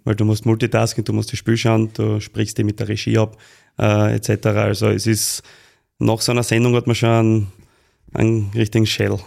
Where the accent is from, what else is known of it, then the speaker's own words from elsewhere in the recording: Austria; als Österreicher